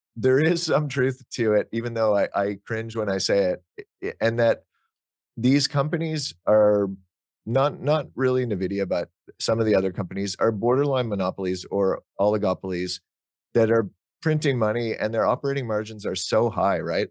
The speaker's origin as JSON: {"language": "English", "town": "Ottawa", "region": "Ontario", "country": "Canada", "tie": "born or raised there", "said": "I grew up in Ottawa, which is where Nortel was based"}